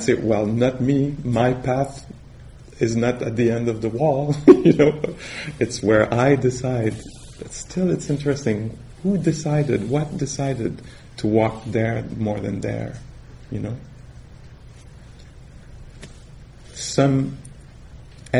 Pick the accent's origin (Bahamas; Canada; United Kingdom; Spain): Canada; accent: French Canadian; English is a second language